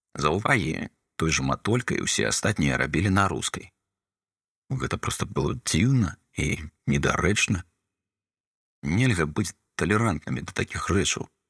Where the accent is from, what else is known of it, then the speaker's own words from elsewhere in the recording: Belarus; я беларус